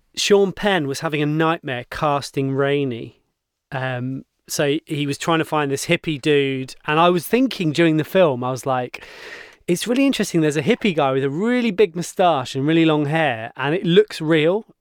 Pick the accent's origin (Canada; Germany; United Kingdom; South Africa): United Kingdom; Cornwall, South West England; moved away; I grew up in Cornwall and my dad still lives down there